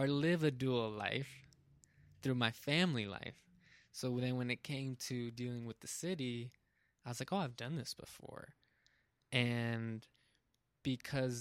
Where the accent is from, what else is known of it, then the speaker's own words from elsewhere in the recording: South Pasadena, California, United States; growing up in South Pasadena